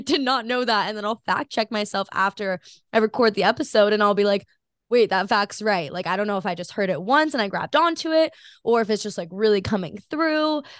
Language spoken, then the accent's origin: English; Hawaii, United States; I'm born and raised in Hawaii